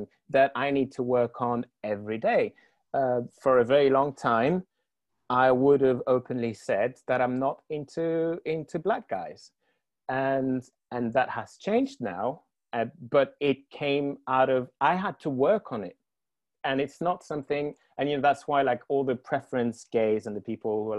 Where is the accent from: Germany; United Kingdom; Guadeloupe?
Guadeloupe; moved away; I grew up in the Caribbean, in the French Caribbean